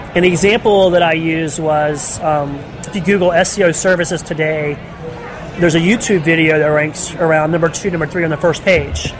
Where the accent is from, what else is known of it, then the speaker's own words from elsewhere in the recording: Charlotte, North Carolina, United States; I'm from Charlotte, North Carolina